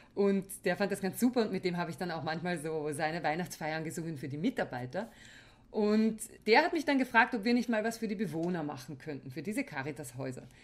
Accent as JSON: {"language": "German", "area": "Weinviertel", "region": "Lower Austria", "country": "Austria", "said": "Bei uns im Weinviertel nannte man das so"}